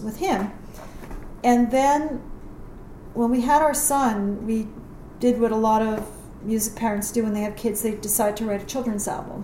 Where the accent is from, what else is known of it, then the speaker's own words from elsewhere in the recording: New York, United States; now in Phoenix, United States; I'm from New York